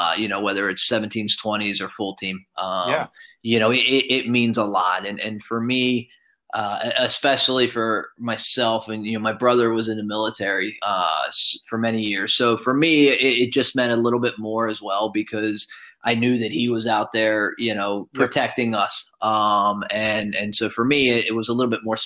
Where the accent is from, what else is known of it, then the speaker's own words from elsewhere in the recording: New York, United States; being a New Yorker